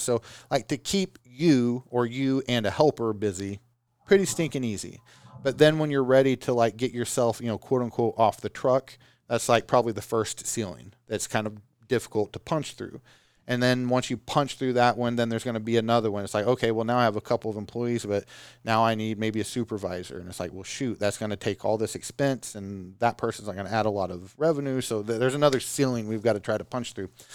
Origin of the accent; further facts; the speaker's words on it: Oklahoma, United States; I'm from Oklahoma